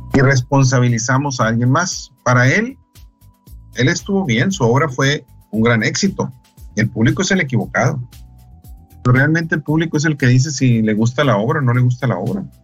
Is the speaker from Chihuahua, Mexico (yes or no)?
yes; Delicias, Chihuahua, Mexico; yo soy de Alicia, Chihuahua